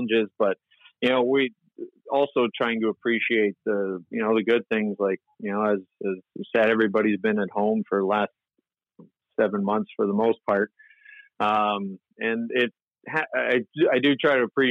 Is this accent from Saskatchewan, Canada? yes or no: no; near Windsor, Ontario, Canada; I grew up near Windsor, Ontario, across from Detroit